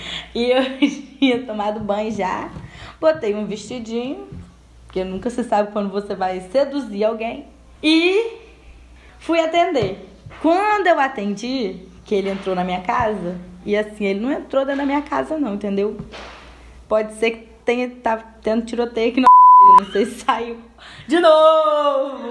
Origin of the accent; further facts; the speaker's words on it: Espírito Santo, Brazil; eu sou capixaba